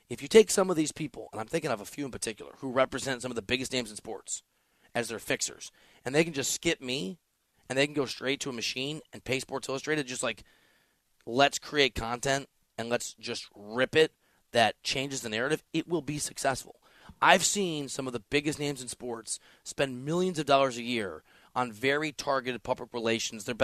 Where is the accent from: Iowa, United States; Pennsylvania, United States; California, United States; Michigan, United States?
Iowa, United States; also born or lived in Missouri / Chicago; I'm not from that part of the country. I'm from Iowa and Missouri and kind of Chicago